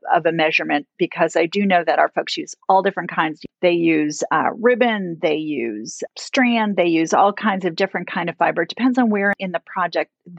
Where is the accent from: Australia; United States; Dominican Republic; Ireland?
United States; as American citizens